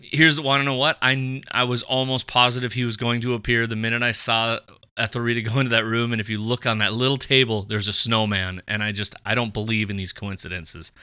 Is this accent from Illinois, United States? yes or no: no; Fargo, North Dakota, United States; We are both from Fargo